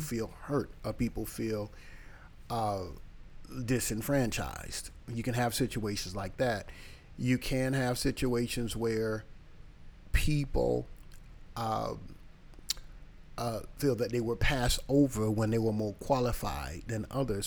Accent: small town in North Carolina, United States; also born or lived in New York City, New York; now in Tampa, United States; we moved from New York City to a small town in North Carolina

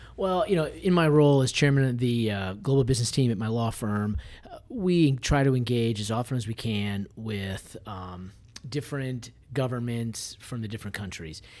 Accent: Massachusetts, United States; moved away as an adult; now in Nashville, United States; I'm originally from Massachusetts

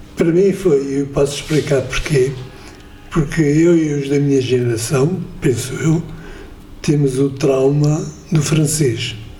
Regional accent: Coimbra, Centro, Portugal; nasci em Coimbra, o que quer dizer Quer dizer que ouvia muito Fado de Coimbra

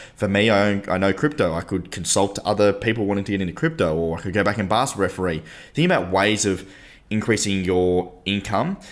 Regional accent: Tasmania, Australia; We come from Tasmania

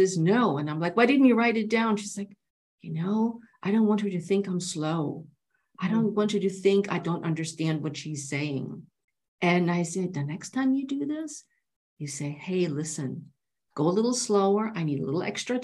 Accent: Germany; now in United States; I'm from Germany

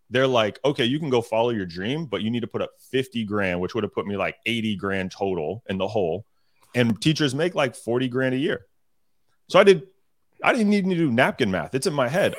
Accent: Sacramento, California, United States; I'm originally from Sacramento, California.

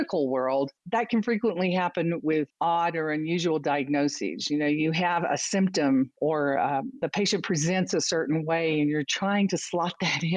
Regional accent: United States; accent: American; now in Austin, Texas, United States; from this accent, I'm American and I live in Texas, which is a different accent as well

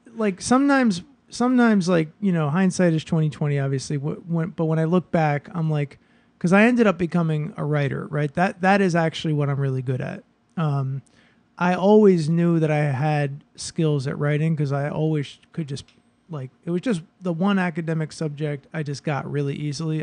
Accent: Boston, Massachusetts, United States; now in Brooklyn, United States; I grew up in Boston

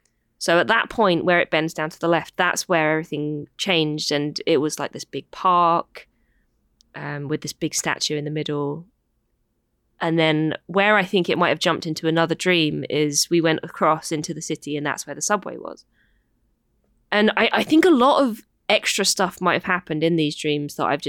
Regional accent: United Kingdom; I'm not satisfied. I am British.

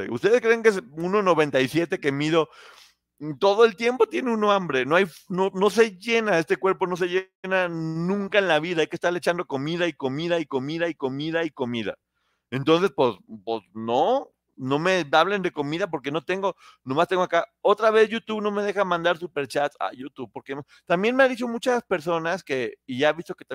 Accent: Mexico; ¿De dónde eres, Ponchote? Yo soy de México.

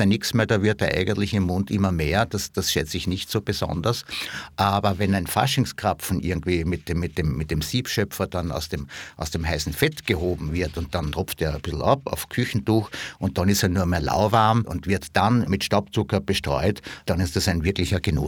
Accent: Villach, Carinthia, Austria; dort, wo ich herkomme, nämlich in Villach

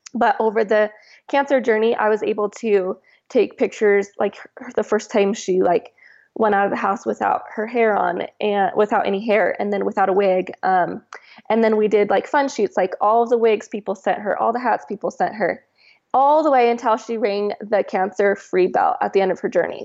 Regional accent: Washington, United States; moved away as an adult; now in Utah, United States; I'm from Washington

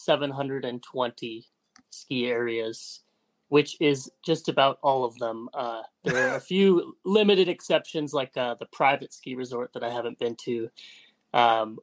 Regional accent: Seattle, Washington, United States; now in Jackson Hole, United States; I'm from Seattle, Washington.

